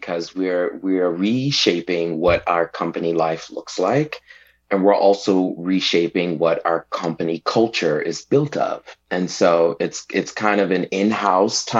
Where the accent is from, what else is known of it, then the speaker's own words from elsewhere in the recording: Detroit, Michigan, United States; also born or lived in New Mexico / Dallas, Texas; now in Central Coast, California, United States; I was born and raised in Detroit, Michigan